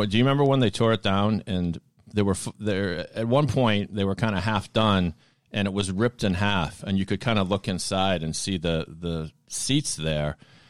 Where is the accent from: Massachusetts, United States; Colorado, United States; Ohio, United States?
Massachusetts, United States; Boston; accent: Boston; all of a sudden I'd get more Boston for some reason.